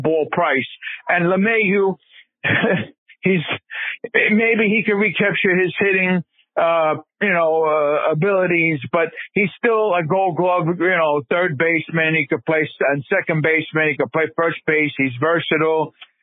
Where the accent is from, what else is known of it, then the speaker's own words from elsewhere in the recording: New York, United States; accent: New York; moved away as an adult; now in Palm Coast, Florida, United States; You could tell I'm a New Yorker. I'm 57. I'm here 7 years